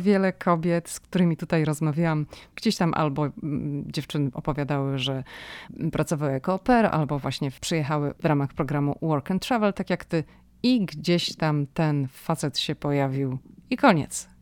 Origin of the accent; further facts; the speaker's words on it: Szczecin, West Pomeranian Voivodeship, Poland; moved away as an adult; now in United States; ja jestem ze Szczecina